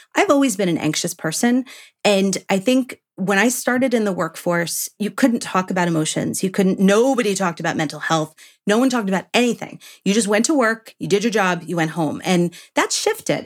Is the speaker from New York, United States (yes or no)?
yes; New York, United States; moved away; I'm from New York originally